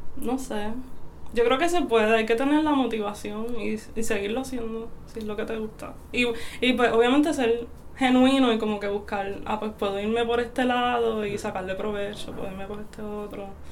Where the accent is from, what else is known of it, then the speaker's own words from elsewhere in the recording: Aguada, Puerto Rico; also born or lived in Mayagüez; Soy de Aguada y pues me considero de Mayagüez también.